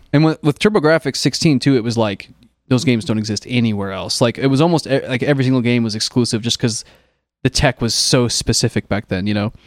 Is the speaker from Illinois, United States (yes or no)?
yes; Illinois, United States; now in California, United States; growing up in Illinois, where it does get deep freezing cold